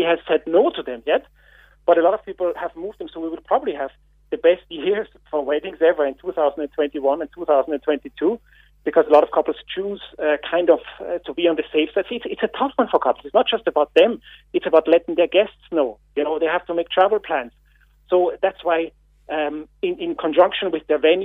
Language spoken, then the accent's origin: English; Austria; now in Ireland; I'm not a local. You can hear my accent. I'm from Austria.